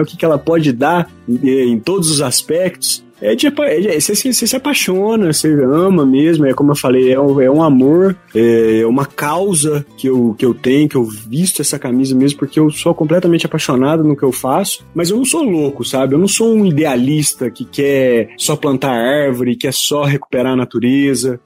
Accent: Varginha, Minas Gerais, Brazil; Eu sou mineirinho, aqui do sul de Minas, terra do ET, Varginha. Todo mundo conhece minha cidade

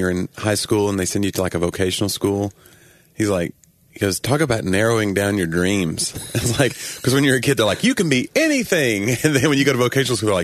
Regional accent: Tennessee, United States; we're both from Tennessee

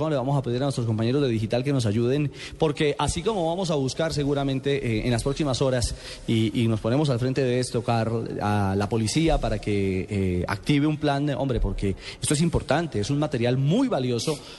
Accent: Colombia; porque es de gran valor para ustedes y también para nosotros como colombianos, porque es una vitrina muy interesante la que sin duda alguna ustedes iban a, entregarle a nuestro país.

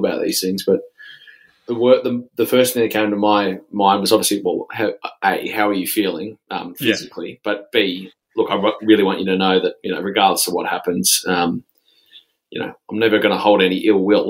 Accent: Australia; accent: Aussie; I feel like it is a bit played out, our accent overseas

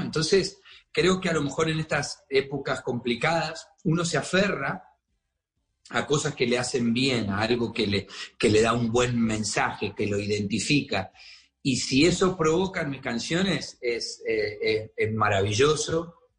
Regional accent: Argentina; now in Miami, United States

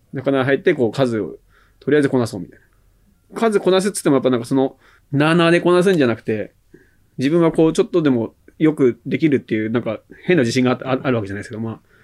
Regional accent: Saitama, Japan; 海なし県、まあ、埼玉、生まれも育ちも埼玉なんで

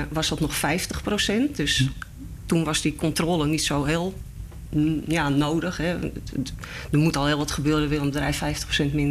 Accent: Netherlands; daar betalen wij als Nederlanders allemaal mee.

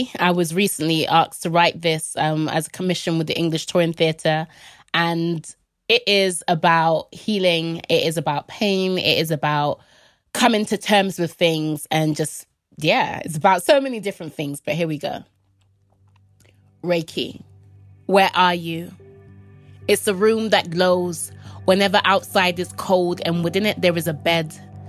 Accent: Jamaica; And I was like, "Oh, I'm from Jamaica."

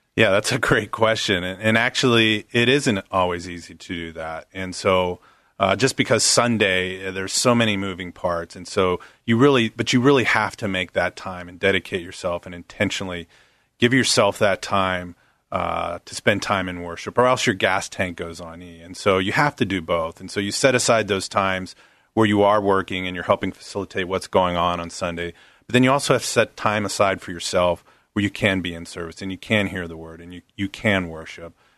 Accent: Pittsburgh, Pennsylvania, United States; moved away; I actually grew up on the East Coast, uh, right outside of Pittsburgh

